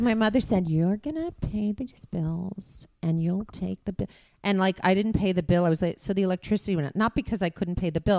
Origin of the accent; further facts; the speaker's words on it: Beverly Hills, California, United States; growing up in Beverly Hills